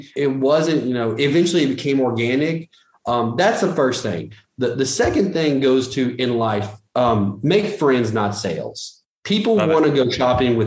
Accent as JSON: {"language": "English", "town": "Jonesboro", "region": "Arkansas", "country": "United States", "said": "I'm originally from Jonesboro, Arkansas"}